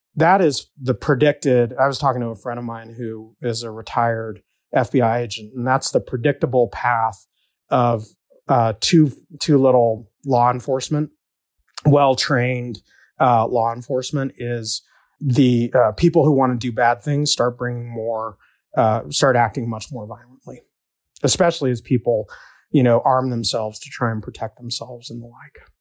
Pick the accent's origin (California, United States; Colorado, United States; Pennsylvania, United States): Colorado, United States; Denver; I was born and raised in West Denver by a single mom